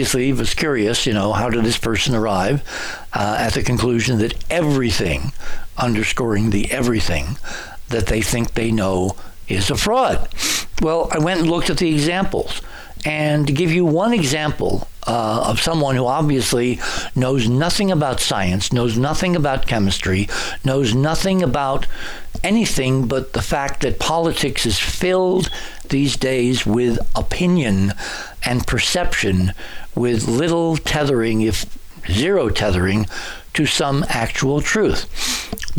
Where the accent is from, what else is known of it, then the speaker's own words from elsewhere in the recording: New England, United States; I lived it growing up in New England